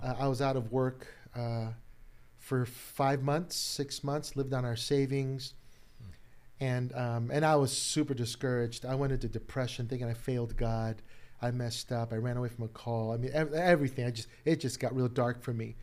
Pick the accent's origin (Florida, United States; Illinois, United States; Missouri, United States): Illinois, United States; Chicago; born and raised in Chicago